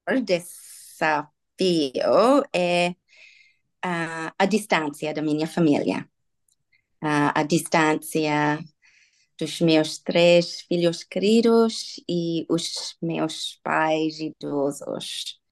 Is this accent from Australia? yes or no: yes; Sydney, New South Wales, Australia; first language English; Portuguese is a second language; moved away as an adult; also born or lived in Indonesia / Sri Lanka / Hawaii / Netherlands; now in Portugal; Nasci e cresci em Sydney